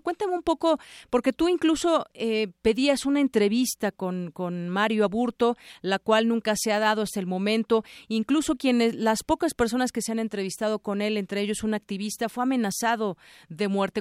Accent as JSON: {"language": "Spanish", "country": "Mexico", "said": "como mexicanos"}